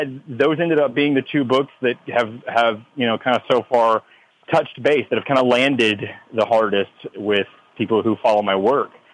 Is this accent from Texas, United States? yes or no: yes; Texas, United States; a flag that is that is flown here in Texas